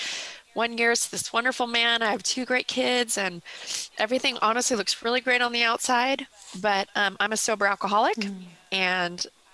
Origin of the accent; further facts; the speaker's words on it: Southern California, United States; Growing up in Southern California